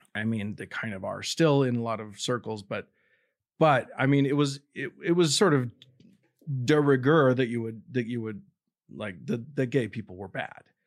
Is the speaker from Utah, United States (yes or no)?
yes; Salt Lake City, Utah, United States; I grew up in Salt Lake City, which is kind of the epicenter of Mormonism.